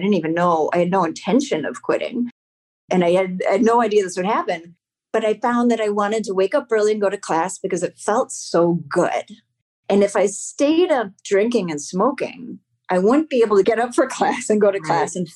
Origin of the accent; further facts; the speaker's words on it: Evanston, Illinois, United States; my hometown school, Evanston Township High School